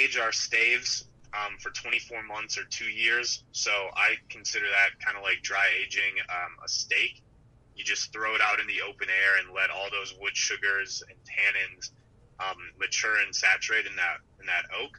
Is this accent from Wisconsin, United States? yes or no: yes; Wisconsin, United States; we're from Wisconsin